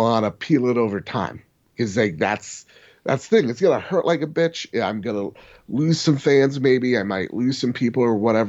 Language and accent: English; New Jersey, United States; We're from New Jersey.